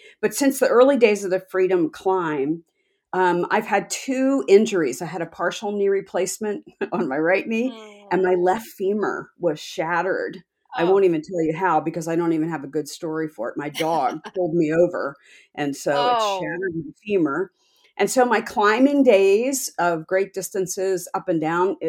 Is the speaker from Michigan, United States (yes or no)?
no; Philadelphia, Pennsylvania, United States; moved away as an adult; now in Texas, United States; I was born in Philadelphia, Pennsylvania, in that area. So I'm a Yankee